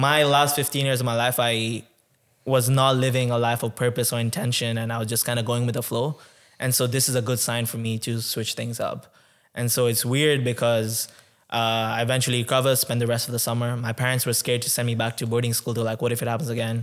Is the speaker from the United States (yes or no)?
no; Tanzania; now in Canada; I was born in Tanzania. So, I was born and raised in Tanzania twenty-one years ago.